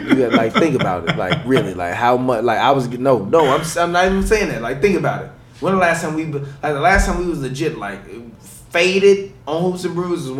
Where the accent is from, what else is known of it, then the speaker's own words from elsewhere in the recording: Chicago, Illinois, United States; I'm from Chicago